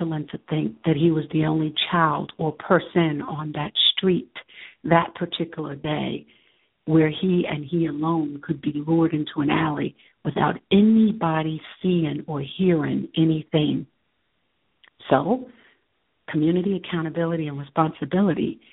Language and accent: English; New York, United States; having been born and raised in New York myself